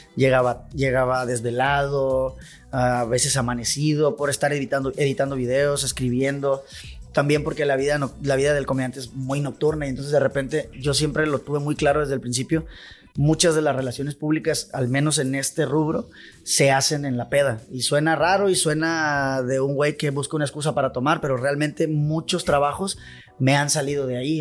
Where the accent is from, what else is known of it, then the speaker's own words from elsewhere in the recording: Culiacán, Sinaloa, Mexico; Yo soy orgullosamente de Barrancos.